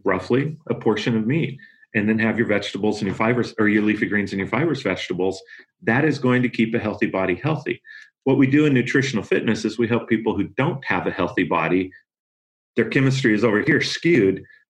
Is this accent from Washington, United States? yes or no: yes; Yakima Valley, Washington, United States; I grew up in the Yakima Valley up in Washington